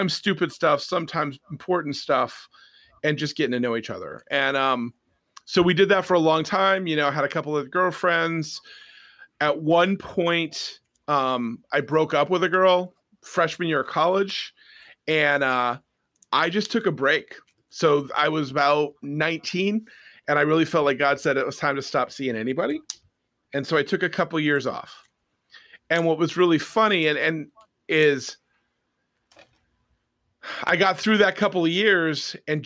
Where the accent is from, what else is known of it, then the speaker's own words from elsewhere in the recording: Lowell, Massachusetts, United States; also born or lived in Tyngsborough, Massachusetts; I grew up in Lowell and Tingsboro for most of my high school and college career, which is on the eastern half of Massachusetts